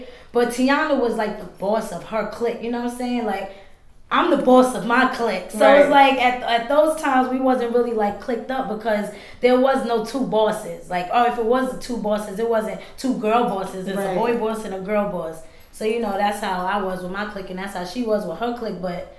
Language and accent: English; New York City, New York, United States; Okay, I'm from Queens.